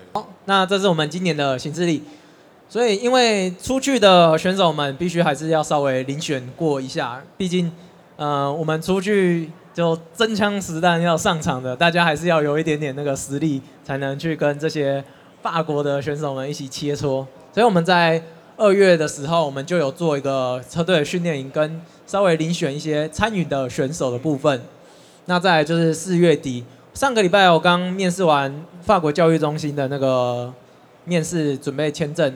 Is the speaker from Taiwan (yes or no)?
yes; Taiwan; 不是只有我们台湾选手